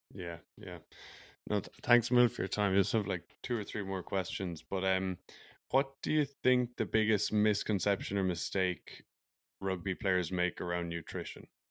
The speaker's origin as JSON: {"language": "English", "country": "Ireland", "tie": "born or raised there", "also_born_or_lived": "United States", "moved": "as an adult", "lives_now": "Vancouver, Canada", "said": "I grew up in Ireland where there is a huge and awful drinking culture"}